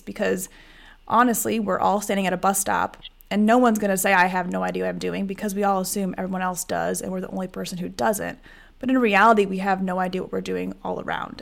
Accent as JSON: {"language": "English", "region": "Iowa", "country": "United States", "tie": "born or raised there", "said": "I grew up in Iowa"}